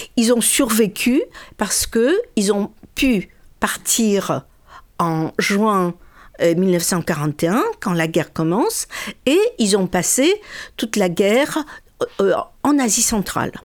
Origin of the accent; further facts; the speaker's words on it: Birobidzhan, Jewish Autonomous Oblast, Russia; moved away; Qu'est-ce qu'il y avait de juifs en, chez nous, à Birbidjan